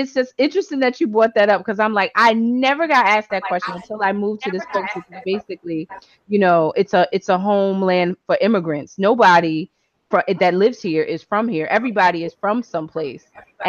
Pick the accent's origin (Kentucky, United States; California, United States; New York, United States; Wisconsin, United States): New York, United States; moved away as an adult; also born or lived in New Jersey; now in Florida, United States; I grew up in New York pre Rudy Giuliani.